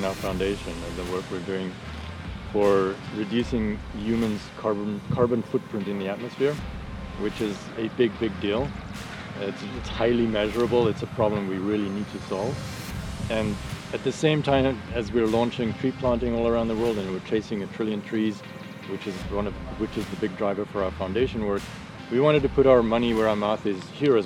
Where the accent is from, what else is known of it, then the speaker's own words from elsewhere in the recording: South Africa; moved away; that's where I grew up in South Africa